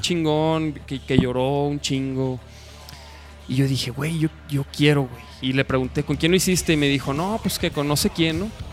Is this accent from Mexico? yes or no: yes; Chihuahua, Mexico; now in Guadalajara, Mexico; yo soy de Chihuahua. Yo llegué hace ya como. Ya son 13 años